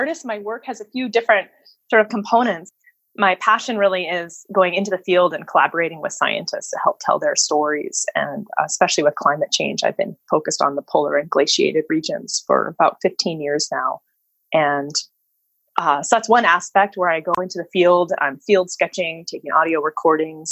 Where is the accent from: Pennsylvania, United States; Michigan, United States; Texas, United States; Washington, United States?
Washington, United States; Seattle; moved away as an adult; also born or lived in Northfield, Minnesota; now in Port Townsend, United States; I'm born and raised in Seattle.